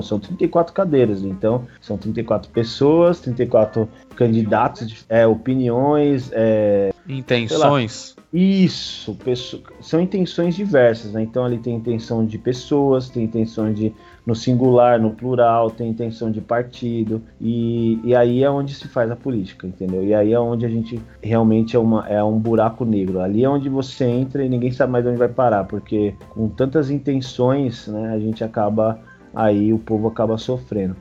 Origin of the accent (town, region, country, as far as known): Guarulhos, São Paulo, Brazil; born or raised there